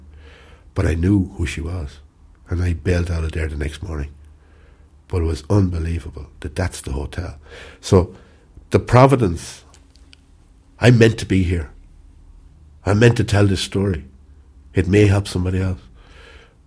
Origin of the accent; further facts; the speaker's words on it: Ireland; accent: country accent; my country accent